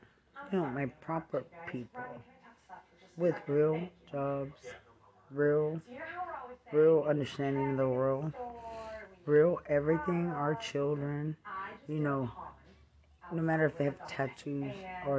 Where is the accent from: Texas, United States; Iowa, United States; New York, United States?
Texas, United States; Lubbock; I'm from Lubbock.